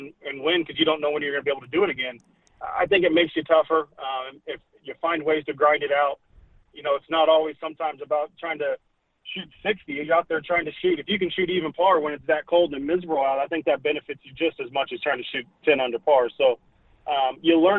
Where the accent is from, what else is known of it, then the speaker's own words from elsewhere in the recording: Kansas, United States; moved away; I grew up there in Kansas